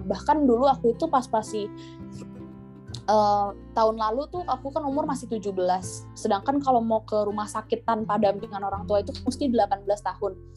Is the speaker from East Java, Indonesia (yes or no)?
no; Jakarta, Indonesia; now in Bogor, Indonesia; meskipun aku dulu orang Keta ya aku asli Jakarta